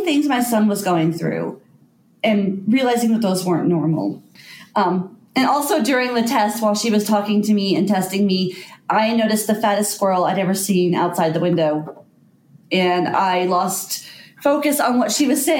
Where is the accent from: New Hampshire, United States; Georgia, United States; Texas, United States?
Texas, United States; North; moved away as an adult; also born or lived in Colorado; now in Ault, United States; I'm actually from North Texas